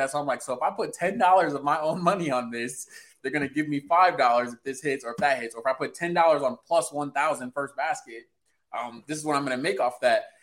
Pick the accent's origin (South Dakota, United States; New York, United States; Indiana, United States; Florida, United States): Indiana, United States; I'm from good old Indiana, where there's nothing here.